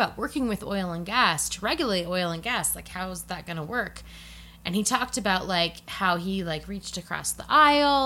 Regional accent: Colorado, United States; I'm from Colorado

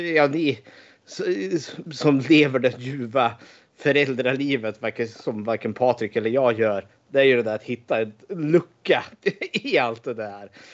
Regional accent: Eskilstuna, Södermanland, Sweden; född och uppvuxen i Eskilstuna

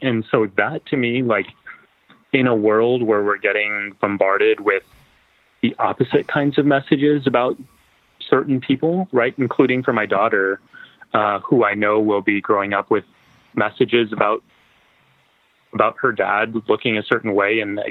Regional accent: Texas, United States; it had been my dream since I was growing up in Texas

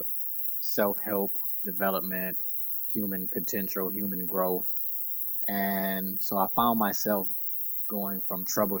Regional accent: Detroit, Michigan, United States; also born or lived in South Florida; I'm originally from Detroit, and grew up 8 mile, East 8 mile in Detroit. Went to school in Detroit schools my whole life.

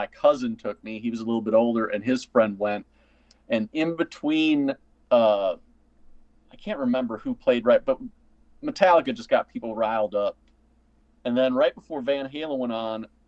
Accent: Northern Illinois, United States; I grew up in Northern Illinois

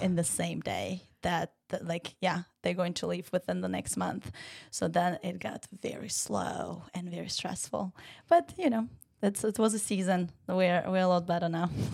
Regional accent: Ukraine; English is a second language; moved away as an adult; now in Savannah, United States; I am from Ukraine, born and raised, and, uh, came here to play tennis for college

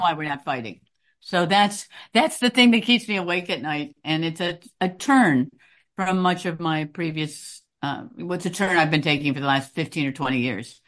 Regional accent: Chicago, Illinois, United States; also born or lived in Princeton / Durham, North Carolina; now in New York, United States; a Chicagoan

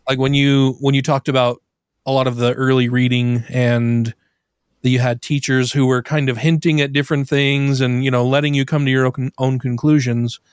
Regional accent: Brigham City, Utah, United States; I grew up here in Utah. I was born in Brigham City, northern Utah

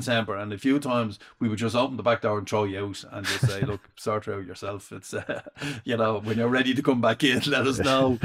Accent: Dublin, Leinster, Ireland; accent: Dublin; I was the only one with Dublin accent

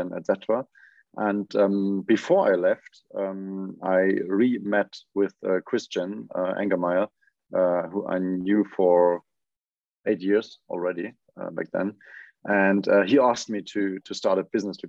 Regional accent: Wiesbaden, Hesse, Germany; born and raised in Wiesbaden, which is a small city in Germany.

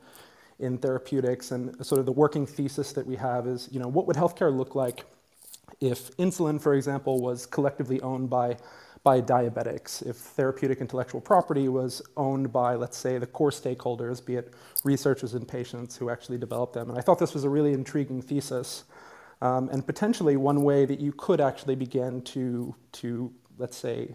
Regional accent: United States; I grew up in the United States

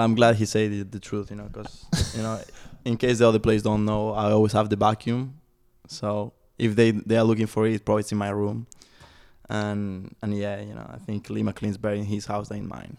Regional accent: Spain; now in Chattanooga, United States; I was growing up in Spain

